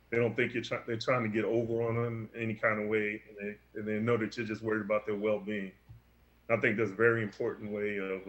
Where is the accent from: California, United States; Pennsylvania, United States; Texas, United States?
Pennsylvania, United States; Philadelphia; now in Erie, United States; I grew up in Philadelphia as a young kid